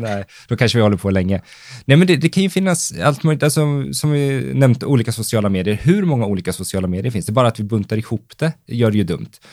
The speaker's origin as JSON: {"language": "Swedish", "town": "Valdemarsvik", "region": "Östergötland", "country": "Sweden", "tie": "born or raised there", "said": "jag började skapa lite egengjorda annonser som jag sprang och lappade bilar med hemma i Valdemarsvik"}